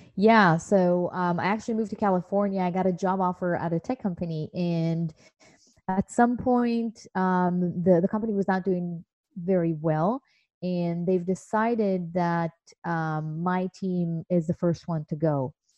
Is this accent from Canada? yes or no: no; Israel; moved away as an adult; now in United States; growing up in Israel in the 80s was um, pretty interesting